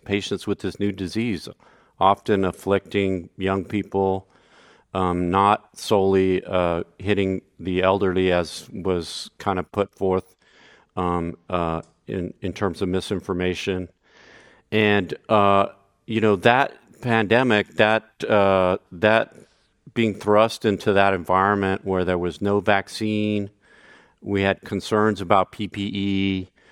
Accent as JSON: {"language": "English", "town": "Brownsville", "region": "Texas", "country": "United States", "tie": "born or raised there", "also_born_or_lived": "San Francisco Bay Area", "moved": "yes", "lives_now": "San Francisco, United States", "said": "I volunteered um, to work uh, that first summer in my hometown of Brownsville, Texas"}